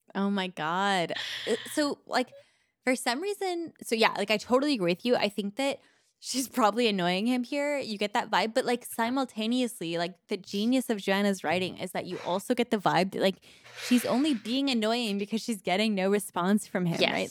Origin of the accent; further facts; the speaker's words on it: Canada; I'm too Canadian